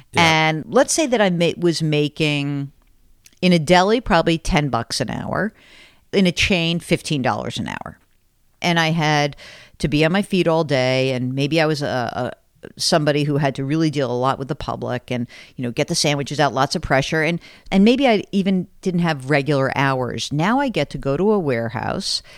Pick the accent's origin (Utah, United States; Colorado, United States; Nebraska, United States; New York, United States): New York, United States; New York City; New York City because that's my hometown